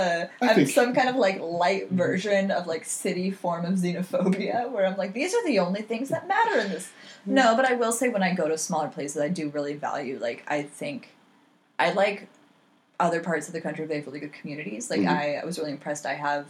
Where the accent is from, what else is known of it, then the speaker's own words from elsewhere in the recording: Southern California, United States; I grew up in Southern California and like in LA County partially and then in Orange County partially